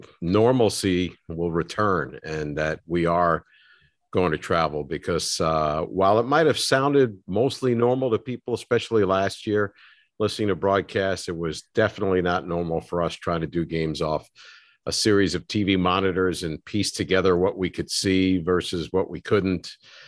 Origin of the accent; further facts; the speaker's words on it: Yonkers, New York, United States; I grew up in Yonkers, not far from Fordham, you know, just outside the city.